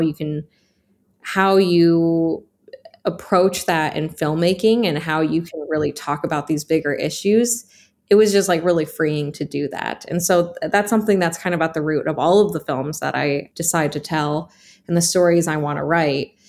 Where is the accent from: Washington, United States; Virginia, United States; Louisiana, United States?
Washington, United States; Snoqualmie; moved away as an adult; also born or lived in Seattle, Washington; now in Portland, United States; I grew up in Snoqualmie, Washington, and that is a very white town